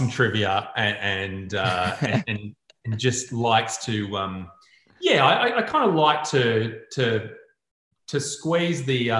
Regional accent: Newcastle, New South Wales, Australia; I grew up in Newcastle

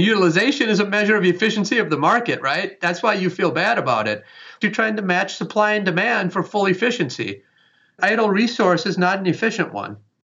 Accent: Wisconsin, United States; I was raised in Wisconsin

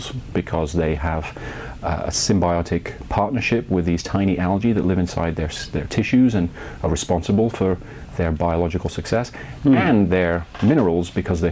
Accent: Bath, South West England, United Kingdom; moved away; I grew up in Britain.

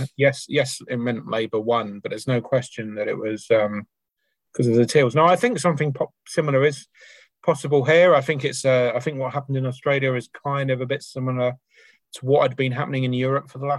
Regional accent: United Kingdom; now in Auckland, New Zealand; being British

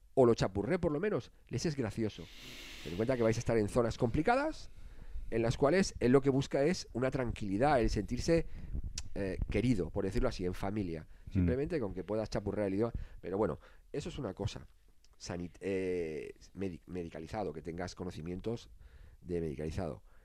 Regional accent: Spain; Nosotros somos españoles

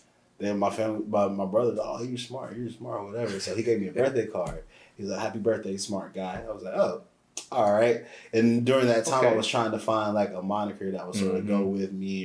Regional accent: Aberdeen, North Carolina, United States; moved away as an adult; now in Atlanta, United States; I'm a producer from North Carolina, a small town called Aberdeen, born and raised there

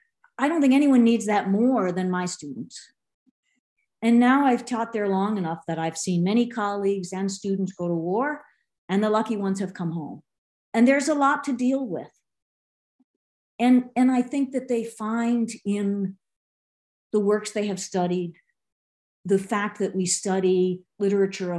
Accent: Boston, Massachusetts, United States; I'm from Boston.

